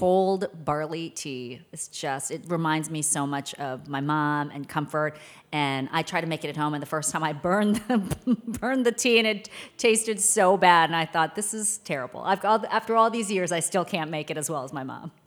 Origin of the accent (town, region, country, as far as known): Maryland, United States; born or raised there; also born or lived in Seoul, South Korea